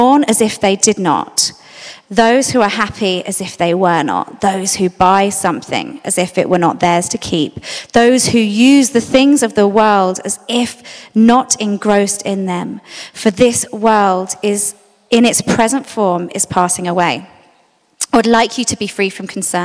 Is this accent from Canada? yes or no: no; London, United Kingdom; I grew up in South London